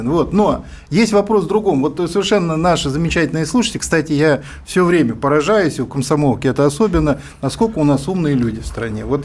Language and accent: Russian; Almaty, Kazakhstan; now in Saint Petersburg, Russia; я из Алматы переехал в Петербург и очень хорошо помню то время, когда Алмат, из Алматы перенесли в Астану